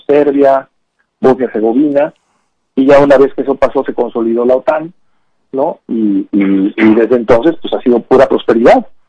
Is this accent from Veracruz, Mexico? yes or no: yes; Veracruz, Mexico; moved away; also born or lived in San Antonio, Texas, United States; el gobierno que tenemos en Veracruz es una expresión de quiénes somos como veracruzanos